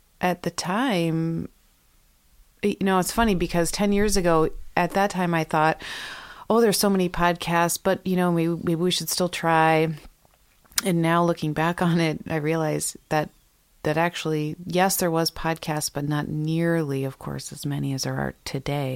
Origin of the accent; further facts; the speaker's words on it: Minnesota, United States; moved away as an adult; now in Greenfield, United States; I'm from Minnesota